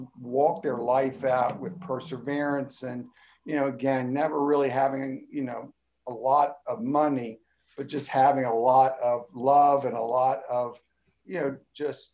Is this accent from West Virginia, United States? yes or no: yes; Grafton, West Virginia, United States; moved away; also born or lived in Elmer, New Jersey; I was born in Grafton, West Virginia